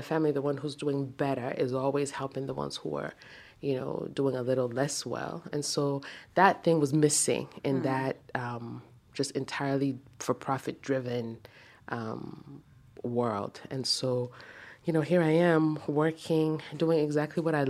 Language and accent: English; Niger; moved away as an adult; also born or lived in United States; I'm from Niger Republic